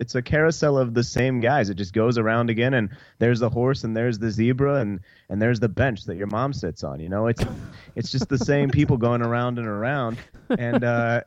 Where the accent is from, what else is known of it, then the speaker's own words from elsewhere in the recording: Fort Worth, Texas, United States; I'm in Fort Worth right now, my hometown